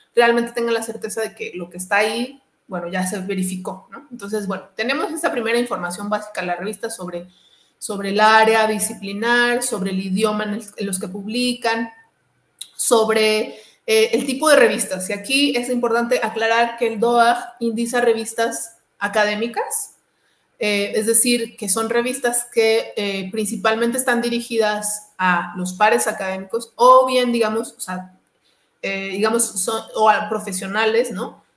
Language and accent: Spanish; Mexico; also born or lived in Toluca; soy, soy de México, ¿no? Y vivo en Toluca